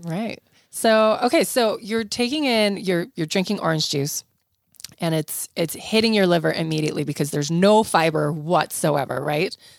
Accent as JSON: {"language": "English", "country": "South Africa", "tie": "born or raised there", "moved": "yes", "lives_now": "United States", "said": "I grew up in South Africa where we ate tons of fresh fruits and vegetables. I remember moving to the United States"}